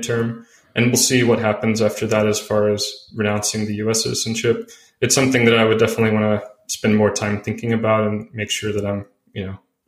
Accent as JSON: {"language": "English", "country": "United States", "also_born_or_lived": "California", "moved": "as an adult", "said": "I'm from the US because I really, you know, I've lived abroad since 2014"}